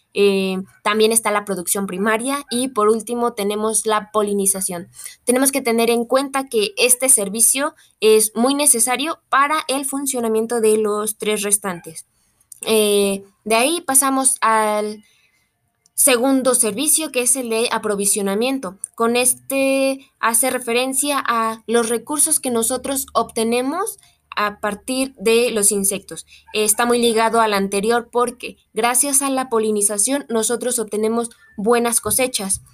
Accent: Mexico; como mexicanos somos un país muy entomofágico

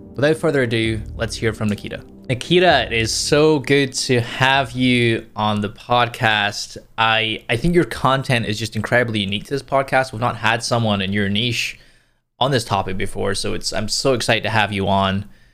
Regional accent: Scotland, United Kingdom; I grew up in the U K, so in Scotland.

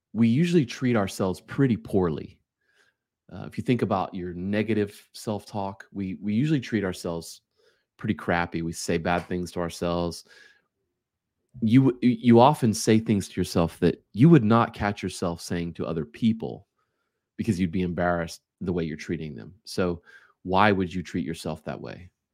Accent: United States; as an American, we work five days a week

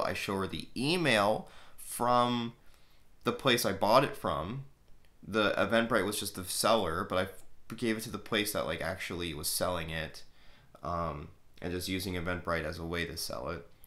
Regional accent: Canada; I'm Canadian

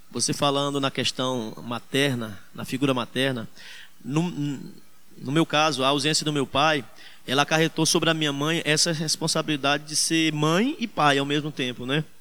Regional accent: Northeast Region, Brazil; Nós, como nordestinos, sabemos

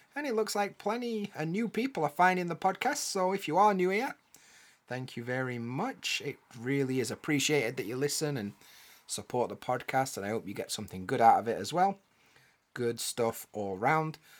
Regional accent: United Kingdom; I'm from the U K

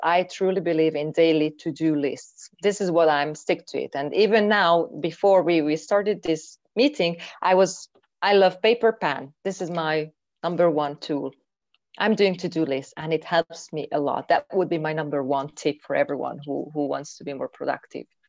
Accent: Hungary; moved away as an adult; I'm from Hungary. And recently, I am in Hungary actually, after five years living abroad.

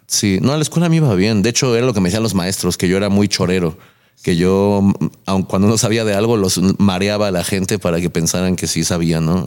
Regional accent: Nezahualcóyotl, State of Mexico, Mexico; el hecho de ser de, iba a ser de aquí, el hecho de ser de, Nesa

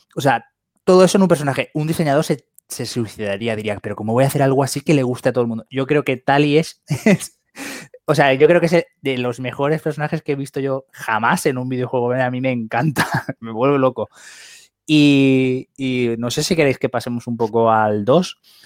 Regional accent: Valencia, Valencian Community, Spain; aquí en Valencia, que aquí la mayoría del programa somos de Valencia

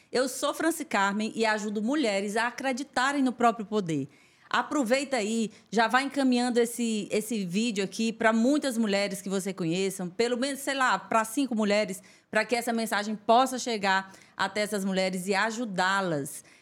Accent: Esperantina, Piauí, Brazil; É, eu sou de Esperantina, né? Tudo começou em Esperantina.

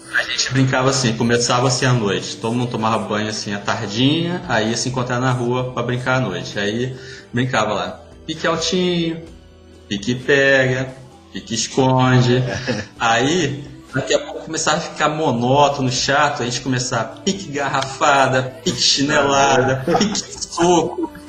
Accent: Pará, Brazil; born or raised there; also born or lived in Baixada Fluminense, Rio de Janeiro

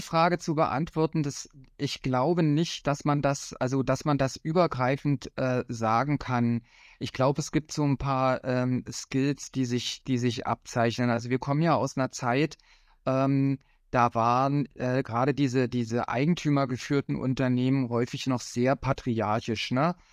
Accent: Cottbus, Brandenburg, Germany; in meiner Heimatstadt Cottbus, wo ich herkomme

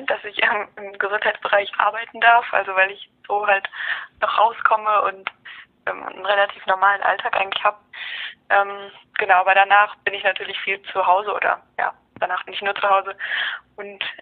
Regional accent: Marburg, Hesse, Germany; Ich komme aus Marburg.

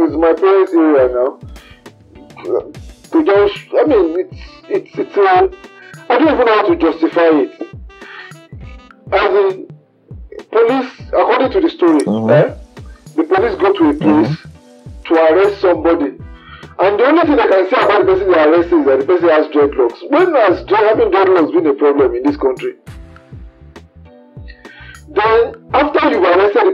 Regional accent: Nigeria; moved away as an adult; also born or lived in Birmingham, United Kingdom; I'm Nigerian.

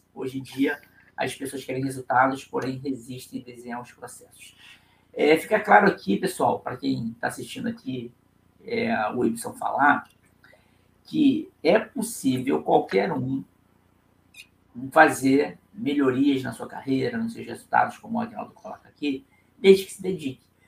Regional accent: Rio de Janeiro, Brazil; accent: carioca

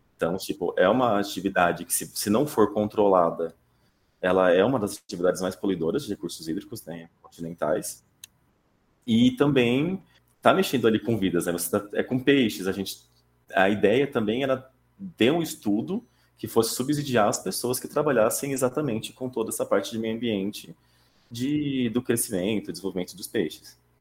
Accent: Taquaritinga, São Paulo, Brazil; Eu comecei lá atrás, né, no interior de São Paulo, uma cidadezinha chamada Taquaritinga

